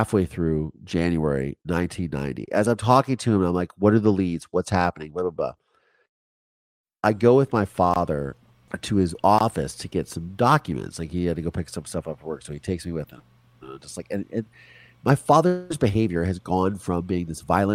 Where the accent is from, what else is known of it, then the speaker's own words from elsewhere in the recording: Virginia, United States; moved away; Because I grew up in Virginia when I lived there. I grew up in the Chesapeake Bay